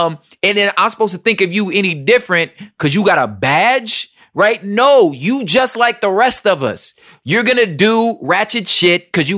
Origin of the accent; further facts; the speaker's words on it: Los Angeles, California, United States; That's my cousin. We're all from South Central LA, right?